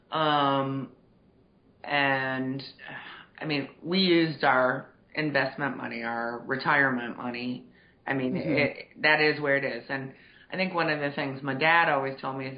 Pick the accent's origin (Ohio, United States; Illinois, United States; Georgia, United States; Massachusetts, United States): Massachusetts, United States; outside of Boston; moved away; I grew up outside of Boston